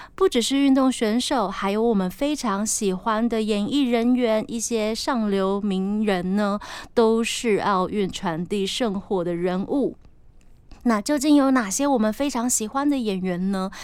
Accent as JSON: {"language": "Chinese", "country": "Taiwan", "tie": "born or raised there", "said": "我自己非常庆幸我生在台湾"}